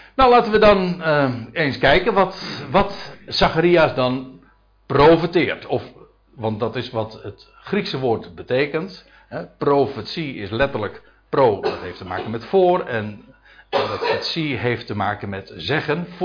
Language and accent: Dutch; Netherlands; als Nederlanders